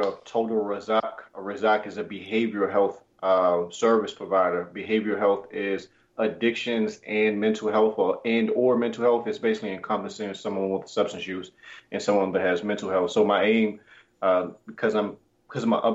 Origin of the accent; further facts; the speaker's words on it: Washington, District of Columbia, United States; Me being born and raised in the District of Columbia